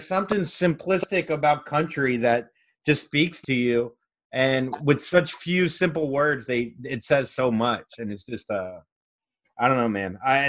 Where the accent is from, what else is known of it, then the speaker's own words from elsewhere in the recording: Florida, United States; I grew up in Florida